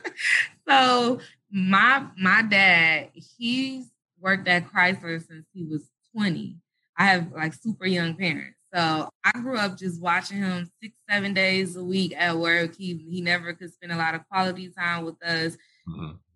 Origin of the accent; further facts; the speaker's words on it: Detroit, Michigan, United States; also born or lived in Atlanta, Georgia; I was born in Detroit, Michigan